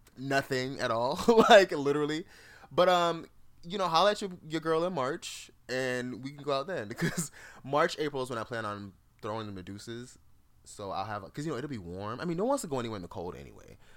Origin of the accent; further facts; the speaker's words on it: Jamaica; moved away; As a Jamaican, I have tons of family that's just worked in hotels.